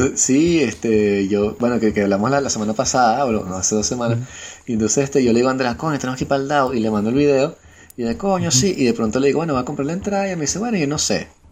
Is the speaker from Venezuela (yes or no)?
yes; Venezuela; moved away; yo que vengo de Venezuela